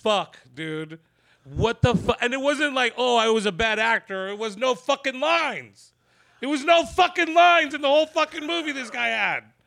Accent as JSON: {"language": "English", "town": "San Jose", "region": "California", "country": "United States", "said": "I'm from San Jose"}